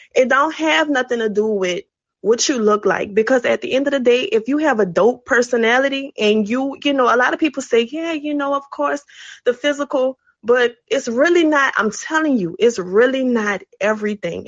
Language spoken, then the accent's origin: English; New Orleans, Louisiana, United States; now in Houston, United States; I'm calling from Houston. Um, I'm originally from New Orleans